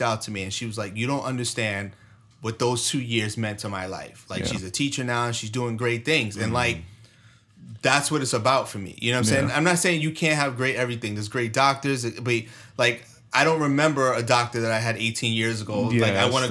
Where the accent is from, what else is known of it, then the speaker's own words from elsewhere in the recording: New York, United States; moved away; I'm from New York